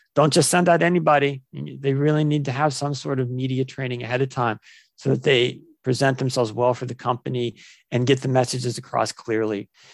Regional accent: Ohio, United States; I was born and raised in Ohio, here in the, in the U S

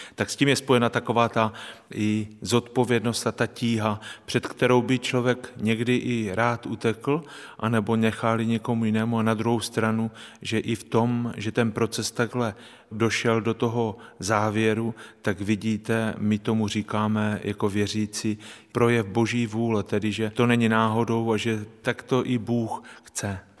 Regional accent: Strání, Zlín Region, Czechia; now in Olomouc, Czechia; kde jsem se narodil a prožil

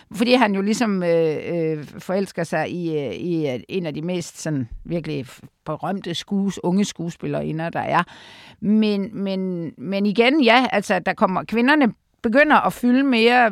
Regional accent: Aarhus, Central Denmark Region, Denmark; jeg er jo fra Aarhus

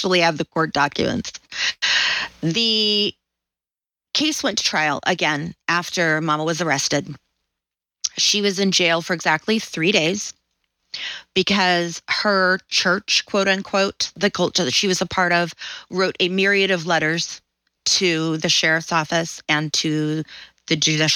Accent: Southern, Southern United States, United States; accent: Southern; little me with my little Southern accent

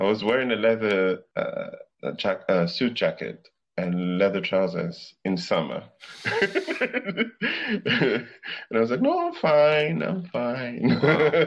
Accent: Madagascar; moved away; I grew up in Africa. I grew up in Madagascar

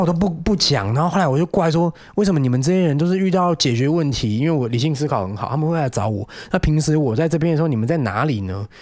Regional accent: Penghu County, Taiwan; also born or lived in Wanhua, Taipei; now in Taipei, Taiwan; 我在有老家澎湖的时候

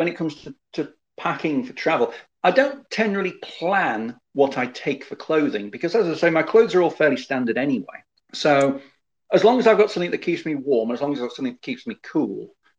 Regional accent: United Kingdom; I've not been to Turkmenistan because it requires far too much admin. As a British citizen, anyway.

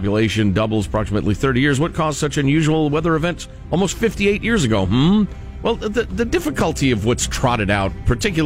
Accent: Chicago, Illinois, United States; born or raised there

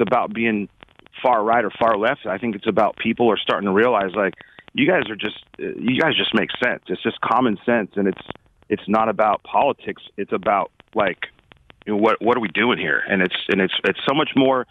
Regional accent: Anaheim, California, United States; We were very just middle class dudes that grew up in Anaheim, which is not the, you know, is not the fancy part of Orange County

